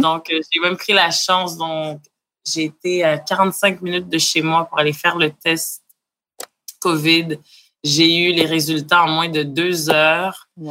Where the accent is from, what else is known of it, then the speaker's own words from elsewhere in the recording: Montreal, Quebec, Canada; je viens de Montréal